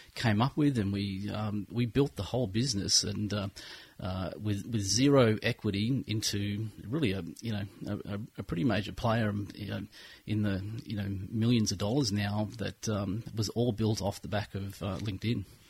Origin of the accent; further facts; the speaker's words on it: Nelson Bay, New South Wales, Australia; moved away as an adult; also born or lived in Brisbane; now in Gold Coast, Australia; I pretty much grew up in Nelson Bay, and I uh, I left the bay about oh, when I was 21, and uh, came back here to the Gold Coast.